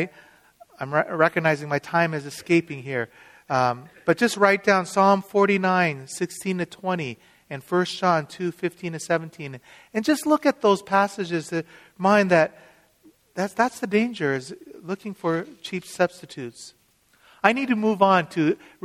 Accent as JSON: {"language": "English", "town": "Seattle", "region": "Washington", "country": "United States", "said": "I'm from Seattle"}